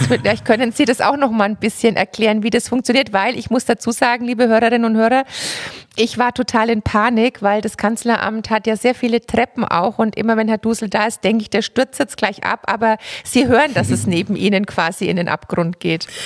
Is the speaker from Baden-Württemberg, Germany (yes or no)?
no; Franconia, Bavaria, Germany; ich komme tatsächlich aus der Schnittstelle zwischen Bierfranken und Weinfranken